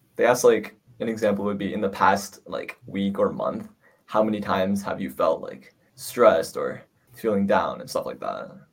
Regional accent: New York, United States; I'm from New York

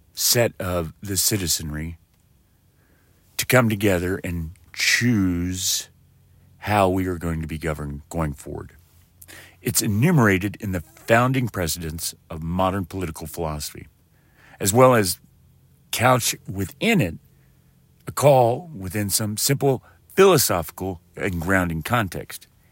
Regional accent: West Texas, United States; I'm from West Texas

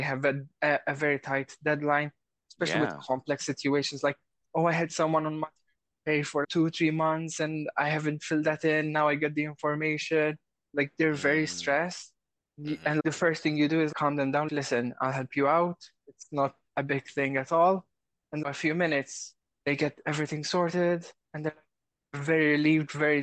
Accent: Malta; I'm from Malta

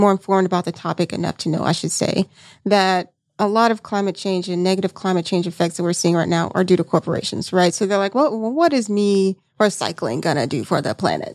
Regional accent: Seale, Alabama, United States; moved away; I'm originally from Alabama, you know, where I went to high school, population four hundred people, you know what I'm saying, in Seal, Alabama.

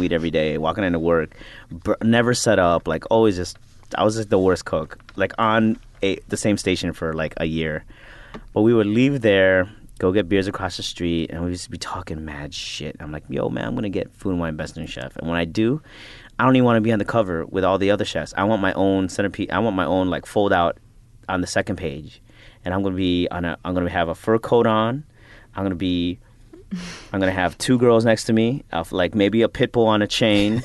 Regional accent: Chicago, Illinois, United States; now in Brooklyn, United States; I'm a Filipino American ra, you know, raised in Chicago, living in Brooklyn

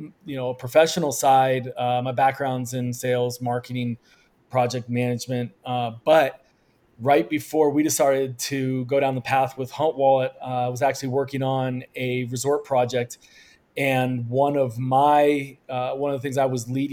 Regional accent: Colorado, United States; moved away as an adult; born and raised in Colorado, went to the University of Colorado

